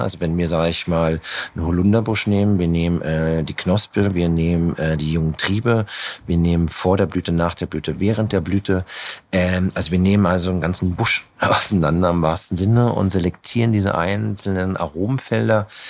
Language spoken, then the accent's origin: German; Germany; mussten wir halt in Deutschland bei Null anfangen, weil da, wo ich angefangen angefangen habe zu kochen, ich komme halt, ich bin in der Stadt geboren, bin aufs Land gezogen